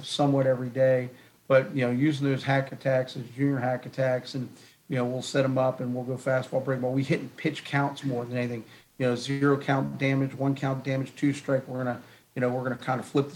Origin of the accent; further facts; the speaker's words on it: Northern Virginia, United States; I took over my dream job in my hometown